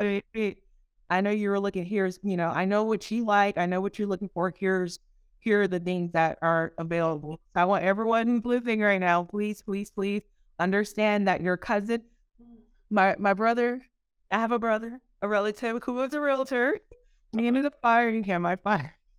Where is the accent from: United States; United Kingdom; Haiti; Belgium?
Haiti; moved away; I'm a girl from Haiti, the, the poorest country in the Western Hemisphere